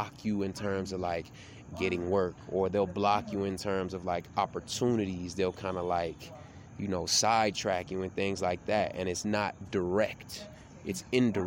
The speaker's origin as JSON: {"language": "English", "region": "Tennessee", "country": "United States", "tie": "born or raised there", "moved": "yes", "lives_now": "Miami, United States", "said": "I grew up in Tennessee, which is real country and real, like, redneck"}